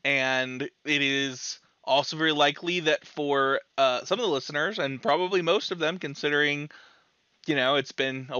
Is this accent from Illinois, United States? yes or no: no; Salt Lake City, Utah, United States; just 30-year-old old man now, apparently. And I'm also from Salt Lake.